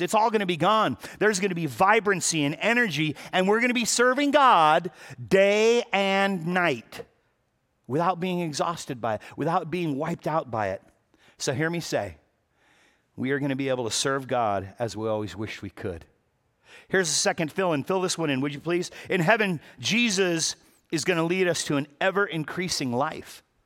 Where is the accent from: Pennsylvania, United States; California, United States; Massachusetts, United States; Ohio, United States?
California, United States; Los Angeles; I was born and raised in Pacoima